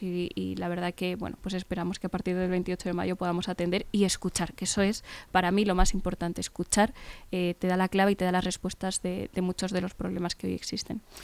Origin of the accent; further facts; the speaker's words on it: Fuenlabrada, Community of Madrid, Spain; somos eh, de Fuenlabrada y conocemos muchas de las necesidades